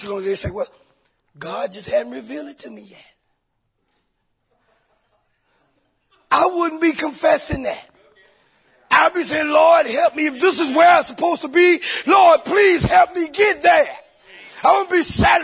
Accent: Columbia, South Carolina, United States; I'm from Columbia, South Carolina

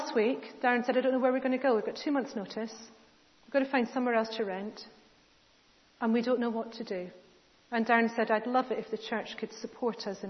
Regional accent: United Kingdom; we're British

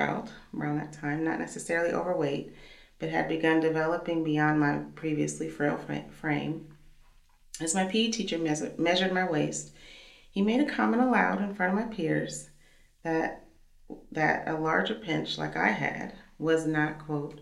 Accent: Missouri, United States; now in Kansas City, United States; I'm from Missouri, and so this is home for us

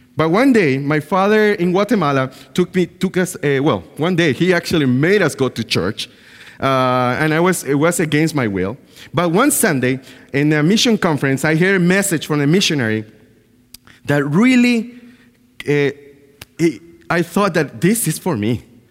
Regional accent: Bluefields, South Caribbean Coast Autonomous Region, Nicaragua; moved away; I was born in Nicaragua, in a clo-, in a place called Blue Fields

